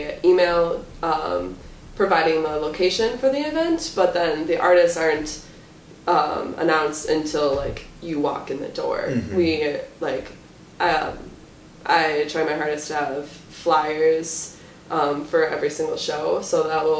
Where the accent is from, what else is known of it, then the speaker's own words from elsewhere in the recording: Waukesha, Wisconsin, United States; I'm from Waukesha